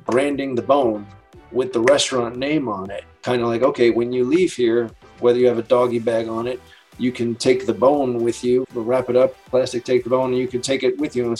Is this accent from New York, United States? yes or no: yes; New York City, New York, United States; moved away as an adult; also born or lived in Chicago; now in Las Vegas, United States; I was born and raised in New York City